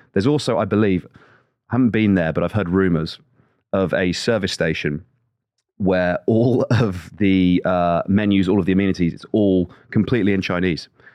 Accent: West Midlands, United Kingdom; I grew up in the West Midlands

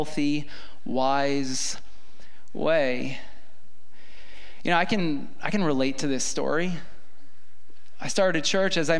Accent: New York, United States; I grew up in New York, lived in New York my entire life.

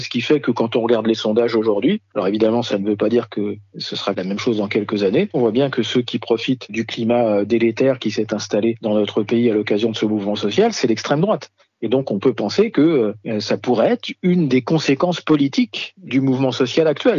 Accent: France; chez nous, en France

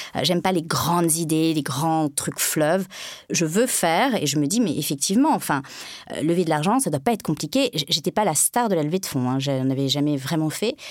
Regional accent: France; je suis française

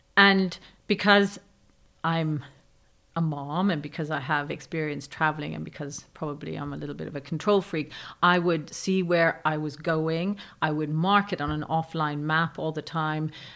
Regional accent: Rome, Lazio, Italy; moved away; I grew up in Rome during the Red Brigades

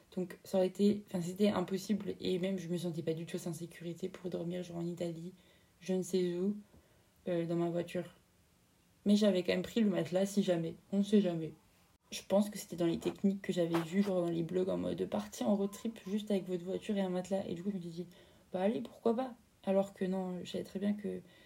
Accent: France

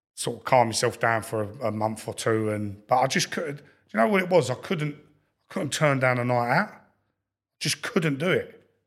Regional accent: London, United Kingdom; I grew up in Lewisham, so I, I used to go Millwall as a kid

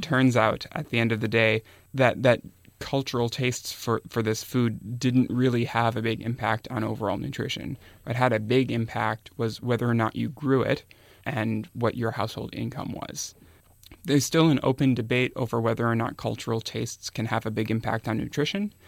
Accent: Minnesota, United States; moved away; I'm from Minnesota originally, and I used to visit my grandparents' farm when I was a kid

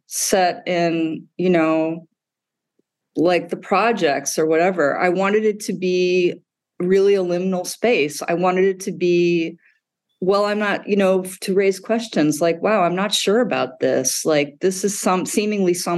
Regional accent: Midwest, United States; moved away; I grew up in the Midwest

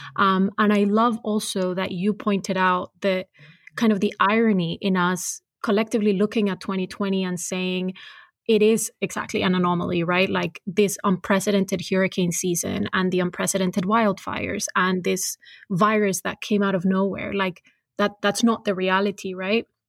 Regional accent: Cali, Valle del Cauca, Colombia; I was born and raised in Cali

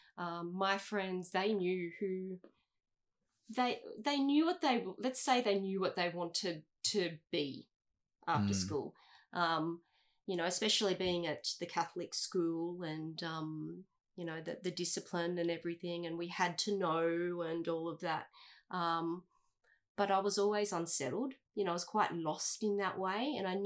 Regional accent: Coolum Beach, Queensland, Australia; I grew up in Coolum, actually, not far from here, Coolum Beach. That was for the first 12 years

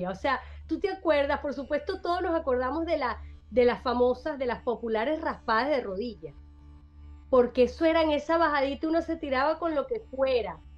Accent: Venezuela; Eh, Venezuela, yo soy venezolana, mi acento, mis comidas, mis primeras veces. Mi país, mi, orgullo, mis sentimientos nacionales.

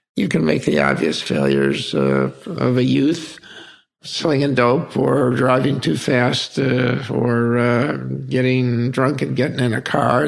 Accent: Palm Springs, California, United States; we grew up in Palm Springs, California

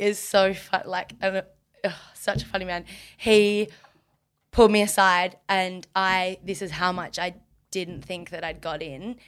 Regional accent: Margaret River, Western Australia, Australia; growing up in Margaret

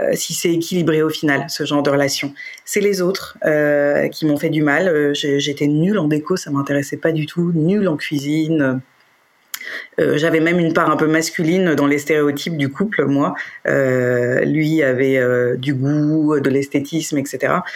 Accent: Paris, Île-de-France, France; je suis parisienne et j'ai toujours habité Paris

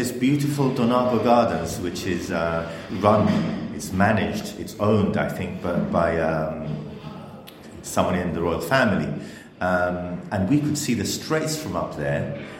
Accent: Gibraltar; where are you from? And you say, Gibraltar.

